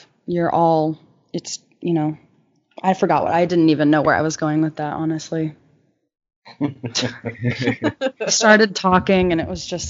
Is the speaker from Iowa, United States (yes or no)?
yes; Iowa, United States; moved away as an adult; now in New York City, United States; we're all from Iowa.